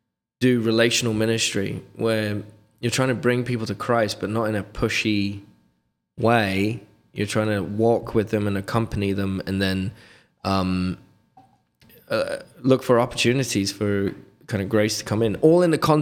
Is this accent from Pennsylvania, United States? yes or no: yes; Reading, Pennsylvania, United States; I had found the traditional Latin mass at a fraternity of St. Peter Parish in Reading, my hometown where I was born.